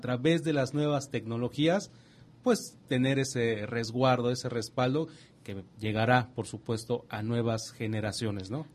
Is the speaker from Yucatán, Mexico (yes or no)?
yes; Yucatán, Mexico; fuimos en la mesa como yucatecos